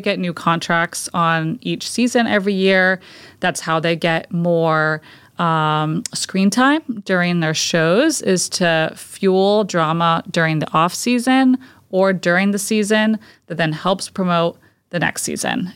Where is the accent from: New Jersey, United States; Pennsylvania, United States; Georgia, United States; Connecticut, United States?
Connecticut, United States; Fairfield; now in South Shore, United States; I was born and raised in Fairfield, Connecticut, so about three hours from here and about an hour outside of New York City.